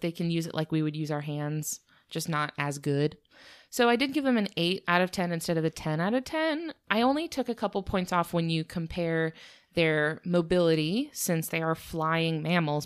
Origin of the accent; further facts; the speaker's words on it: United States; we're from America